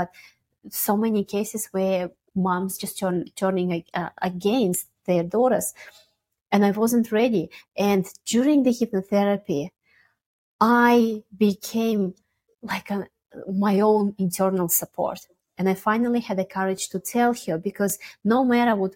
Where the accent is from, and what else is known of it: Russia; born or raised there; moved away